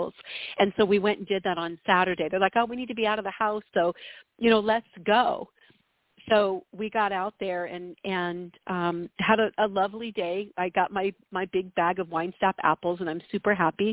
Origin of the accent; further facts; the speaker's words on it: Southern California, United States; growing up in Southern California